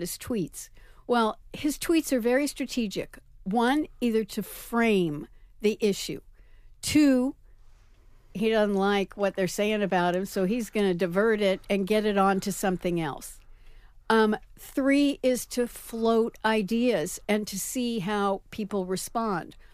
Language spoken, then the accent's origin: English; New York, United States; also born or lived in San Francisco; as a New Yorker